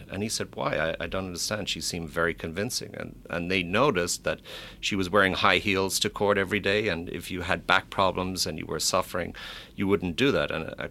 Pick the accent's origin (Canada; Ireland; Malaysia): Ireland; Of course, I'm biased coming from Ireland